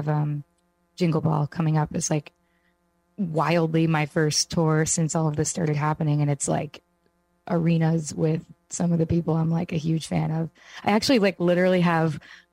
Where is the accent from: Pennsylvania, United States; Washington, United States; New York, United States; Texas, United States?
New York, United States; I'm from New York